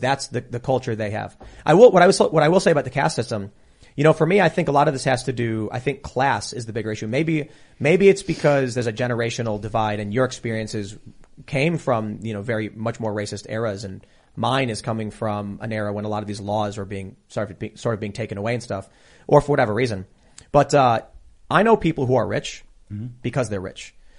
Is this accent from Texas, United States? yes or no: no; Chicago, Illinois, United States; in the south side of Chicago, in mixed race areas, in gang territory